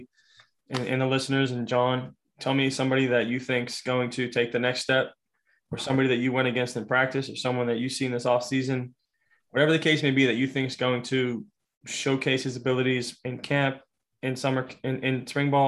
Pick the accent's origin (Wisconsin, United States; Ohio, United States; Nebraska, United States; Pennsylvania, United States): Pennsylvania, United States; Pittsburgh; I'm over here from Pittsburgh, PA